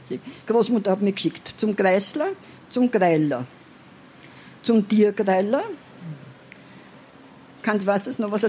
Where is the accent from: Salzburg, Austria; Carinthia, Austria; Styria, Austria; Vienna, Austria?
Vienna, Austria; Ich bin in der Albrechtskleitgassen aufgewachsen, äh, teilweise.